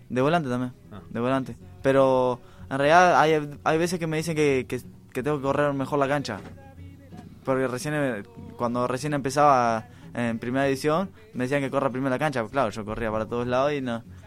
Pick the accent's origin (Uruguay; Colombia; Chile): Uruguay; somos uruguayos